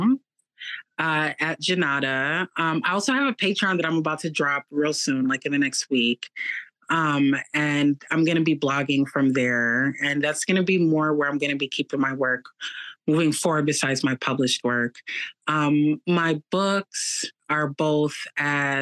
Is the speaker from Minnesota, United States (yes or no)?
yes; Minneapolis, Minnesota, United States; moved away as an adult; also born or lived in New York; growing up in Minneapolis